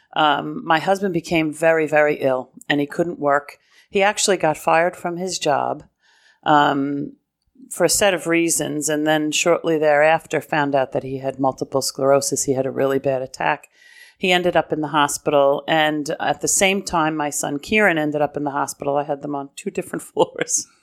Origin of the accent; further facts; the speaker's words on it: New York City, New York, United States; moved away; I come from Brooklyn and Queens Diocese